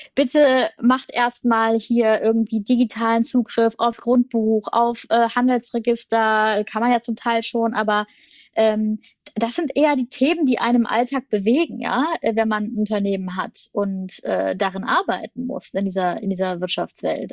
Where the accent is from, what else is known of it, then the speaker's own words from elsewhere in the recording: Germany; wir eigentlich als, als, als Deutsche